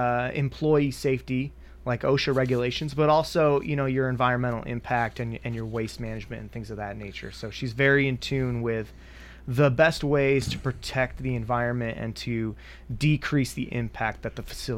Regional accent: Finger Lakes area, central New York, United States; moved away as an adult; now in Murfreesboro, United States; Originally, I'm from New York, a dairy farm town up in central New York in the Finger Lakes area.

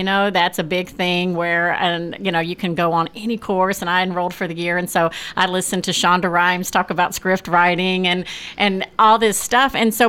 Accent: California, United States; now in Murfreesboro, United States; I came from California, and I was part of a pretty big theater group there.

